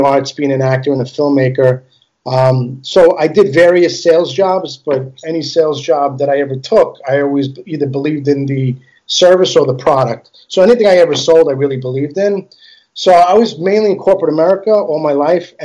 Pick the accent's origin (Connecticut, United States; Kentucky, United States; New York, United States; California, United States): New York, United States; New York City; first language Italian; English is a second language; I was born and raised in Queens all my life. Astoria, Flushing, Whitestone, Bayside area